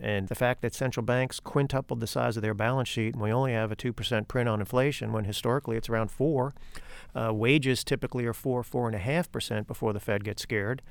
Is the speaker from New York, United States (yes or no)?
yes; New York City, New York, United States; now in Fort Mill, United States; I was born in the Bronx, so my affiliations lie accordingly.